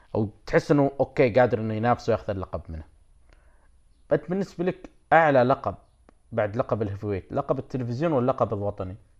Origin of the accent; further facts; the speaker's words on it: Saudi Arabia; عندنا بالسعوديه